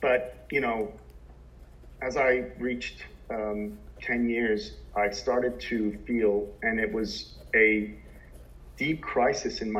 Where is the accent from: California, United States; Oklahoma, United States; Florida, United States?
Florida, United States; Southern; now in Sydney, Australia; growing up in Southern Florida in the late 70s